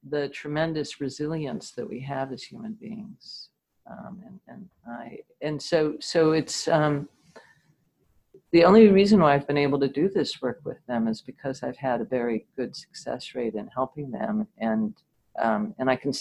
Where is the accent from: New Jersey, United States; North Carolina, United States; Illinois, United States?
New Jersey, United States; I lived in New Jersey, just outside of New York, during the Cuban Missile Crisis. We had air raid drills all the time